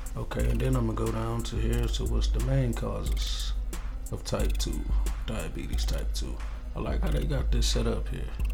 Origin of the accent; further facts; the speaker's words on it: Ypsilanti, Michigan, United States; also born or lived in Los Angeles, California; I grew up in uh, Ypsilanti, Michigan. That's where I'm from. You know, by way of California, Grew up out there kind of too.